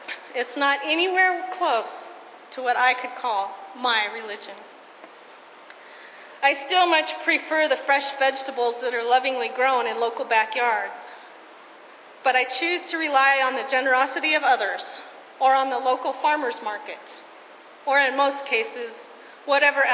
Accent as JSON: {"language": "English", "region": "Colorado", "country": "United States", "tie": "born or raised there", "said": "When I was growing up in Colorado, our family had a garden nearly every year."}